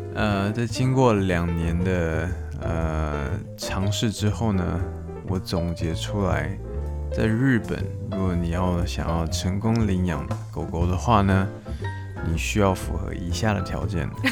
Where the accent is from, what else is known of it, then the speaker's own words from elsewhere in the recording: Taiwan; now in Japan; 目前是没有打算离开日本的这个计划。但是如果今天就算回国回台湾的话